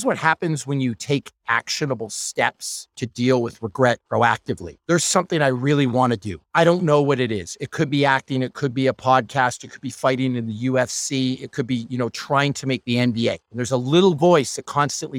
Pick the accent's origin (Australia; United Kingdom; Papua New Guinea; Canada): Canada; Northern Ontario; I'm from Northern Ontario. I'm from a super small town that nobody's ever heard of.